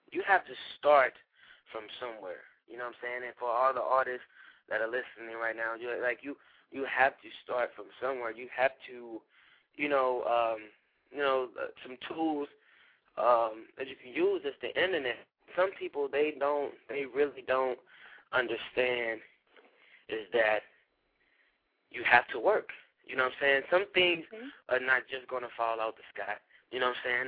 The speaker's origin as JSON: {"language": "English", "town": "St. Louis", "region": "Missouri", "country": "United States", "said": "I am from St. Louis, Missouri"}